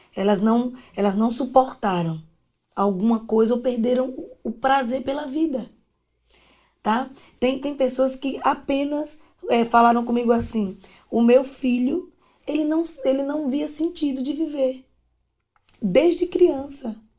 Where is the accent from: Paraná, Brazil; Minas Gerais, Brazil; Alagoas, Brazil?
Alagoas, Brazil; interior of; also born or lived in Maceió; eu nasci em Maceió, mas morava no interior de Alagoas